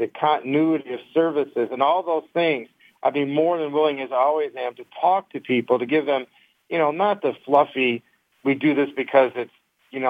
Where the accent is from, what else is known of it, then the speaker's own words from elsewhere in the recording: Detroit, Michigan, United States; We grew up in Detroit.